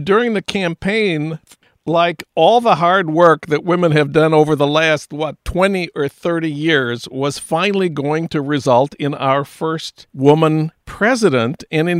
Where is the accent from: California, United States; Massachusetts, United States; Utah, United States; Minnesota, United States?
Minnesota, United States; St. Paul; now in Los Angeles, United States; In my hometown of St. Paul